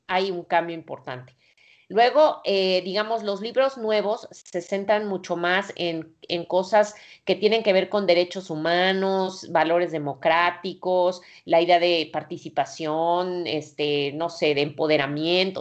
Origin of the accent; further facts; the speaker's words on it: Mexico; nací en el México pues autoritario